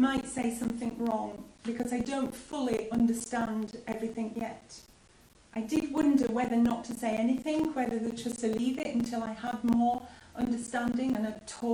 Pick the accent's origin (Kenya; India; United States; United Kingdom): United Kingdom; as British people